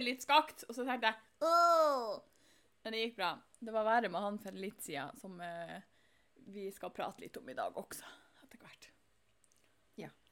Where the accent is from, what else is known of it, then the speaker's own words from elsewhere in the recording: Fauske, Nordland, Norway; der jeg kommer ifra